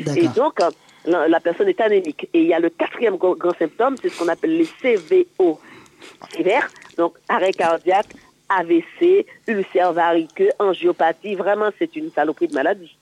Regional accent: Martinique; Moi, je suis originaire de la Martinique

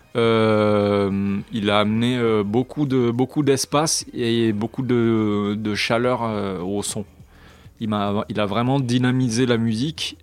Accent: France; je suis français sur un label étranger

